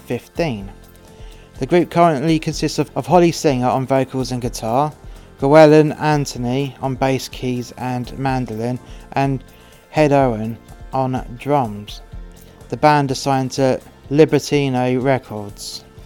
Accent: England, United Kingdom; now in Wales; I'm English and I cannot read Welsh, and that's a bit difficult living in Wales

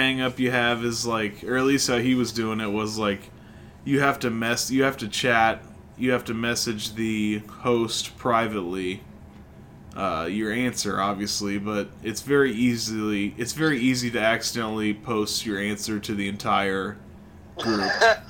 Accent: Illinois, United States; So they're from Kentucky, we're from Illinois, we don't know shit about Colorado

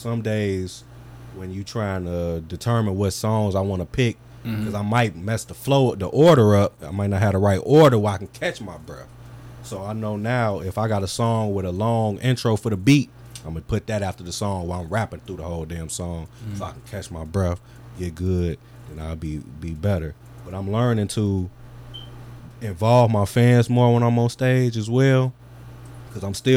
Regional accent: Calumet City, Illinois, United States; I'm from Cal City

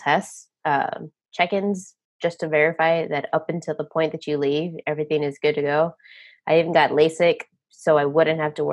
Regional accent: Texas, United States; moved away as an adult; also born or lived in Las Vegas, Nevada; Born and raised in Texas

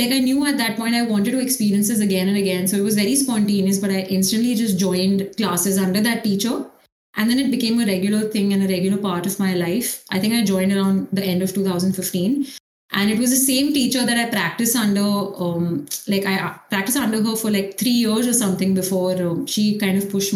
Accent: Mumbai, Maharashtra, India; I played for a club in Mumbai. So it was YMCA. And then after that, I also got a chance to represent like the states. So I was playing for Maharashtra, like till 11th, 12th

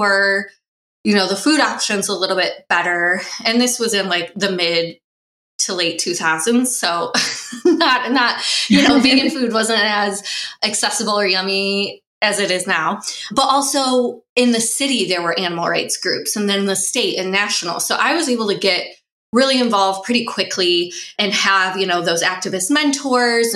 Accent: Midwest, United States; I grew up in the Midwest, kind of traditional meat and potatoes diet as a kid.

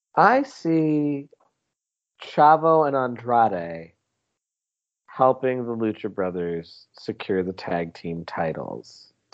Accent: South Carolina, United States; I'm from South Carolina

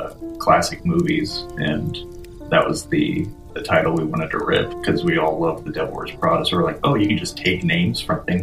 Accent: Kokomo, Indiana, United States; moved away; I'm originally from Kokomo.

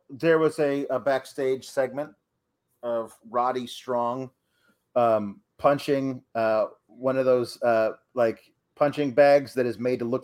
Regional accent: Wisconsin, United States; He's like he's from Minnesota. I'm from Wisconsin, so we're probably we're practically twins.

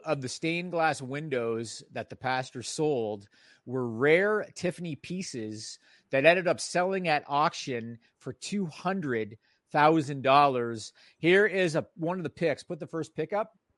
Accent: Toronto, Ontario, Canada; This one takes place in my hometown

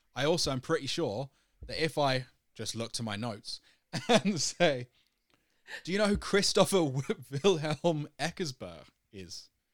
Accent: United Kingdom; moved away as an adult; now in Denmark; I'm British. I've lived in Denmark for a while

